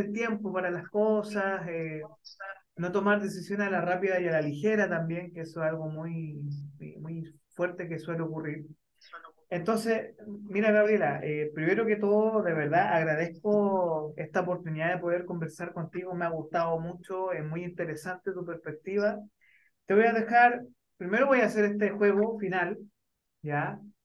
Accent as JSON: {"language": "Spanish", "country": "Chile", "said": "siendo chileno"}